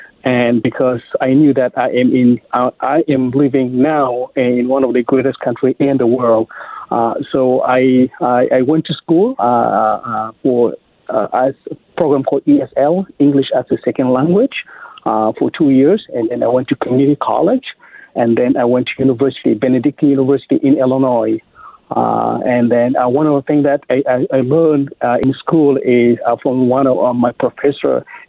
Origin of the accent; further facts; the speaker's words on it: South Sudan; English is a second language; now in Missouri, United States; I am from South Sudan originally. So I came to America in 1999.